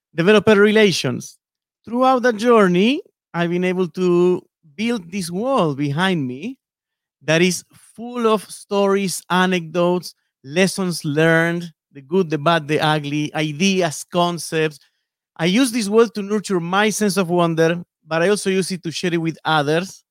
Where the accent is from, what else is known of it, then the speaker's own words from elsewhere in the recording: Buenos Aires, Argentina; moved away as an adult; now in Seattle, United States; I was born and raised in Buenos Aires, in Argentina